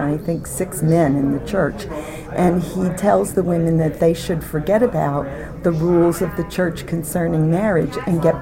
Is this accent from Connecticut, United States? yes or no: no; Paterson, New Jersey, United States; moved away; I was born in Paterson, New Jersey, in a working-class neighborhood, and kids who grew up there in the 50s didn't really aspire to be starving artists